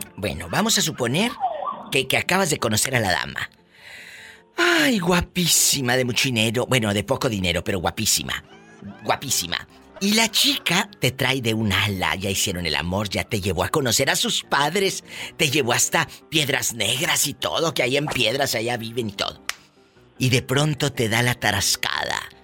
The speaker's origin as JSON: {"language": "Spanish", "region": "Tamaulipas", "country": "Mexico", "said": "Como dicen en mi tierra, ah, allá en, Tamaulipas o en, Matamoros o en Bronzeville"}